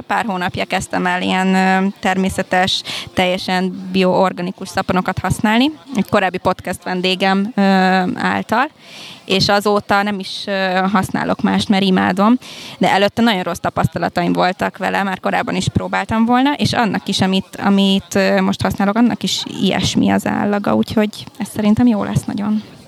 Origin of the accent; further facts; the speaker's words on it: Hungary; first language Hungarian, Spanish; also born or lived in Cuba; én félig kubai vagyok, az anyukám kubai, az apukám magyar. Én itt születtem már Magyarországon